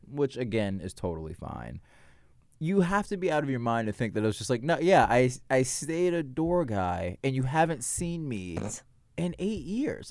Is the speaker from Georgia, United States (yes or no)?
yes; Marietta, Georgia, United States; also born or lived in New York; now in Los Angeles, United States; Marietta, Georgia